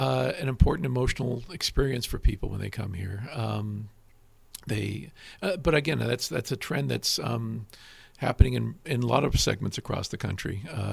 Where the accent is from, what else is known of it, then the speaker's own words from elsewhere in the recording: Fresno, California, United States; also born or lived in Yolo County / Tulare County; now in Napa, United States; I grew up was born and raised in Fresno, which is itself in an agricultural area.